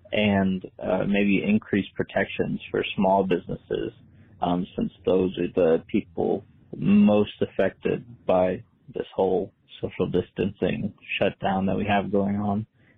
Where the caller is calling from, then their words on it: Fort Worth, Texas, United States; I'm calling from Fort Worth, Texas.